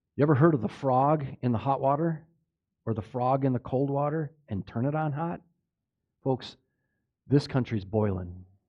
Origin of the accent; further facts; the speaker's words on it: Minnesota, United States; I grew up in Minnesota, that's my, been my life